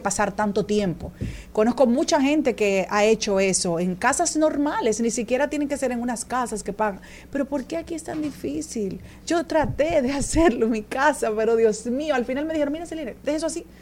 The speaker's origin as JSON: {"language": "Spanish", "country": "Dominican Republic", "said": "nosotros como dominicanos"}